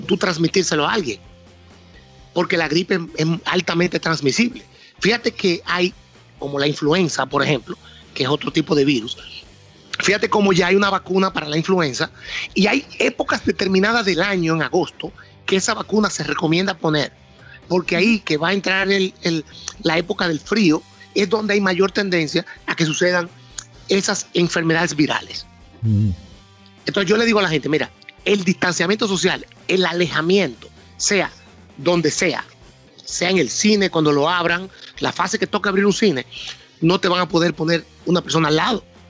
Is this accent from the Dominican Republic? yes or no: yes; San Francisco de Macorís, Duarte, Dominican Republic; yo soy de San Francisco de Macorís. Mi padre tuvo fincas toda la vida, de cacao, de café, me, crié entre caballos